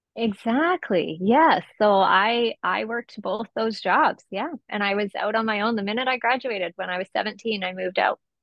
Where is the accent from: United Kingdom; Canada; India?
Canada; Esquimalt, British Columbia; I was born and raised in Esquimalt